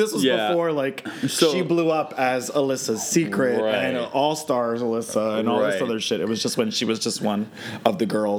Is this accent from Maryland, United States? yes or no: yes; Maryland, United States; Oh, I'm from Maryland.